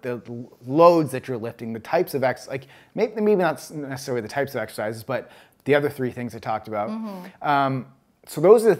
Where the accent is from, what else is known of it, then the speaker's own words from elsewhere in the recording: Canada; moved away as an adult; now in United States; being a Canadian